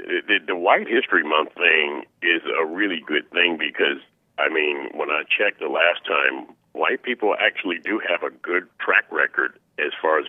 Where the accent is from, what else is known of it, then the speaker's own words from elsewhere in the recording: Lake Charles, Louisiana, United States; born there; because I was born in Lake Charles, Louisiana, and I'm glad I wasn't raised there.